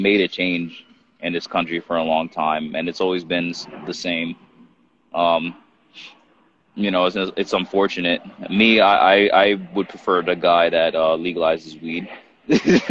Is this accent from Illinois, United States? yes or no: no; New York, United States; I'm from New York.